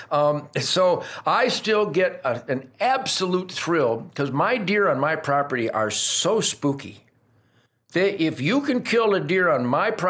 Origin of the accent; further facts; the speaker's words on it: Fryburg, Pennsylvania, United States; yes, well, I was raised hunting groundhogs in Fryburg, Pennsylvania.